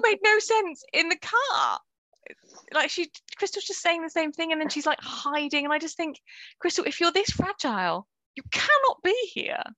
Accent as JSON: {"language": "English", "country": "United Kingdom", "said": "as British people"}